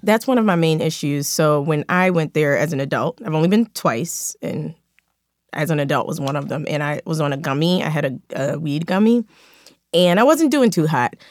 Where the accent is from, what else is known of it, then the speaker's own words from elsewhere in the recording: Philadelphia, Pennsylvania, United States; now in Los Angeles, United States; I'm from Philadelphia.